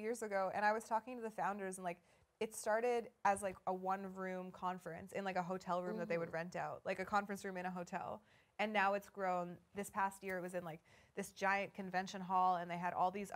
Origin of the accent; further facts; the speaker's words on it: Vancouver, British Columbia, Canada; I grew up in Vancouver.